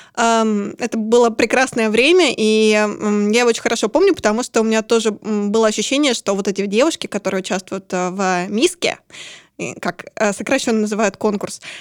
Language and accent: Russian; Urals, Russia; вообще-то я с Урала